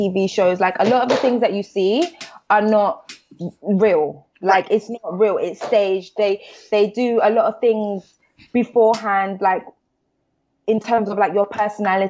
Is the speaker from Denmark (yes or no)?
no; London, United Kingdom